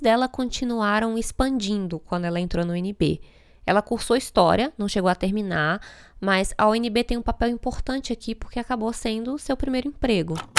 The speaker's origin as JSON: {"language": "Portuguese", "town": "Brasília", "region": "Federal District", "country": "Brazil", "moved": "yes", "said": "Eu não nasci em Brasília, mas a cidade faz parte da minha história. Então eu fico um pouco com preguiça quando eu digo que vim de Brasília"}